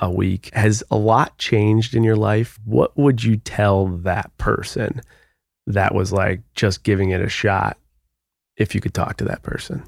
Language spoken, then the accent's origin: English; Buffalo, New York, United States; I grew up in Buffalo, a small town.